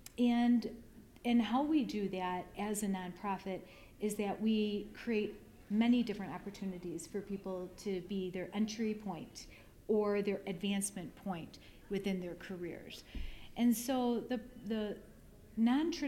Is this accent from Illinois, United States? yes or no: yes; Chicago, Illinois, United States; It was in Chicago, from my hometown